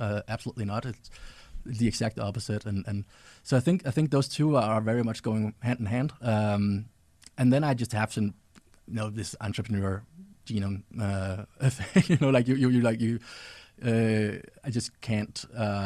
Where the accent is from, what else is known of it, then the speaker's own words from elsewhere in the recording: Denmark; I grew up in Denmark, so I traveled around in Denmark and talked to other kids.